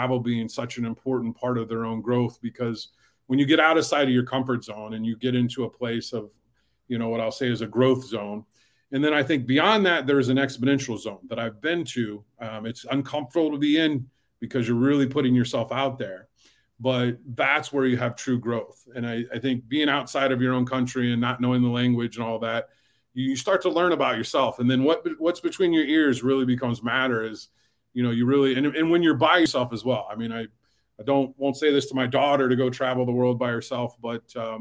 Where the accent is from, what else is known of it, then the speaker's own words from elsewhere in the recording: Fort Wayne, Indiana, United States; I grew up in Fort Wayne, Indiana